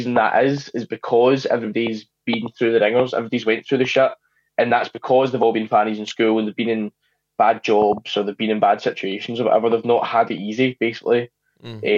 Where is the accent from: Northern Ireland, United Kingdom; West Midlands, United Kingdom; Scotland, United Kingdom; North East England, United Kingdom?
Scotland, United Kingdom; I grew up in Scotland